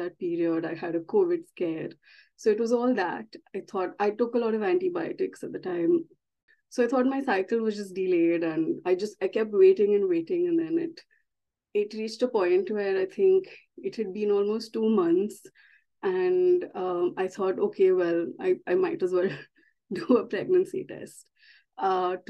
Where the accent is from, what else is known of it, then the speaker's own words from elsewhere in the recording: India; moved away as an adult; now in London, United Kingdom; I'm originally from India and I moved to the UK, 5 years ago now, in 2018.